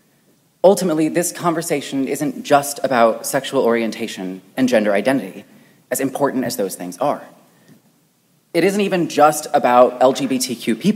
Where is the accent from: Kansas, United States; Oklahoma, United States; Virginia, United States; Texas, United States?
Kansas, United States; Wichita; a church in my hometown of Wichita, Kansas.